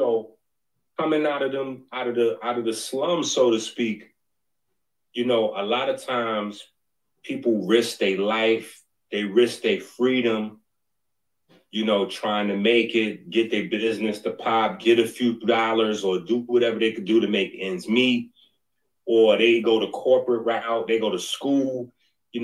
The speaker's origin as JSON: {"language": "English", "town": "New York City", "region": "New York", "country": "United States", "said": "I'm from 158th Street in the Bronx"}